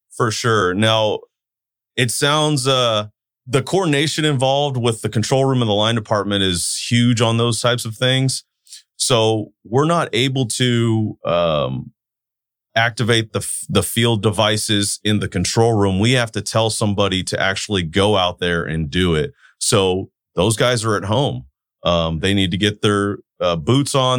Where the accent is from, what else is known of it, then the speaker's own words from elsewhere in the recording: Turlock, California, United States; I'm a Turlock boy, born and raised in Turlock, live in Turlock